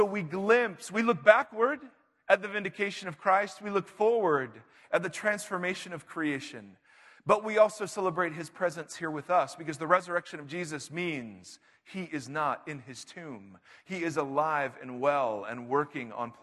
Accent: Ohio, United States; now in California, United States; I grew up in Ohio

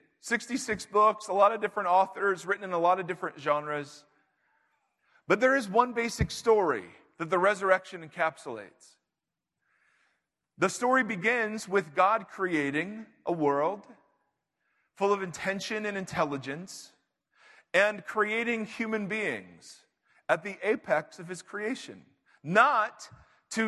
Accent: Ohio, United States; now in California, United States; I grew up in Ohio

